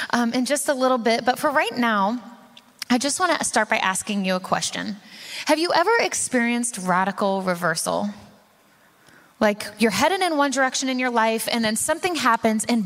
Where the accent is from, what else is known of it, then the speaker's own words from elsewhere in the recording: Puyallup, Washington, United States; I'm from Puyallup, Washington